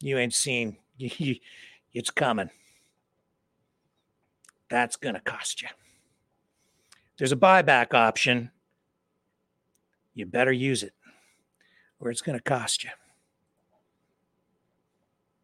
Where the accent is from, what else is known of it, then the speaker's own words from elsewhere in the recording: Chatham-Kent, Ontario, Canada; here in my hometown